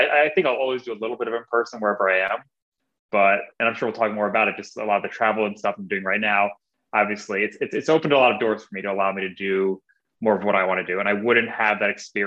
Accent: Northern New Jersey, United States; moved away as an adult; now in Portland, United States; I was born and raised in Northern New Jersey, 5 minutes from Manhattan, New York

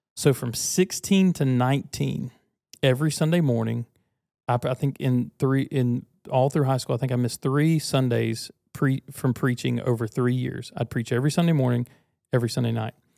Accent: United States; I was born American.

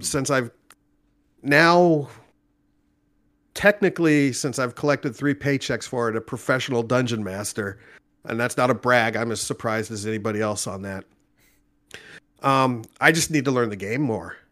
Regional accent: Orange County, Southern California, United States; moved away as an adult; also born or lived in Nashville area, Tennessee; now in Nashville, United States; I'm originally from California, born and raised Orange County, Southern California

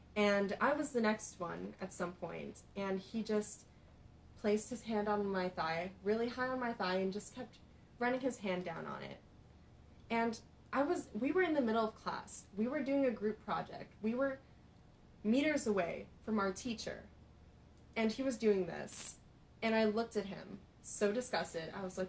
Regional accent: Philippines; I've experienced so many guys who are just attracted to me because I'm Filipino

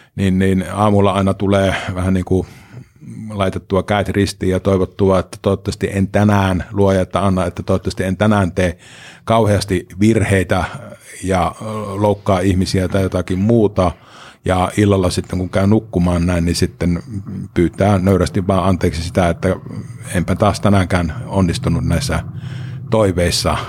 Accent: Pieksämäki, South Savo, Finland; No olen ihan syntyperäinen pieksämäkeläinen. Vuonna 1966 on Pieksämää sairaalassa silloin synnytty.

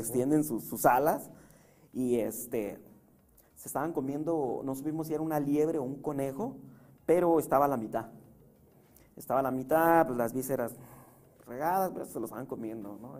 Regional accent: Puebla, Mexico; also born or lived in San Salvador Huixcolotla; now in Tijuana, Mexico; soy de Puebla

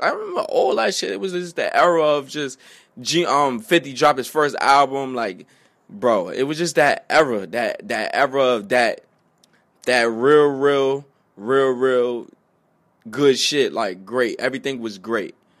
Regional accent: New York City, New York, United States; also born or lived in Bronx, New York; I'm from Harlem.

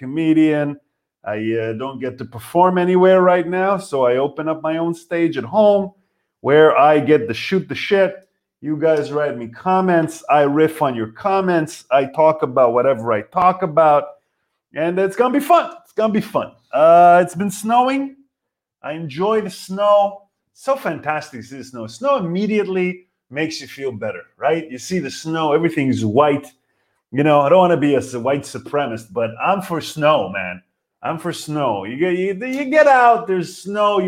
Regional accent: Israel; now in Berlin, Germany; We're from Israel.

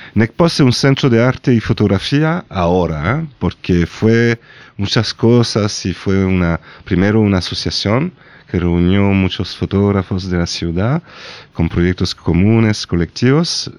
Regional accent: Nîmes, Occitania, France; born or raised there; Spanish is a second language

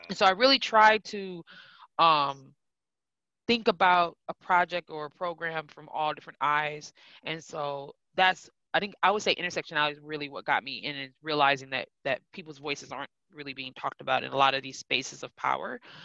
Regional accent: Milwaukee, Wisconsin, United States; I'm originally from Milwaukee, born and raised

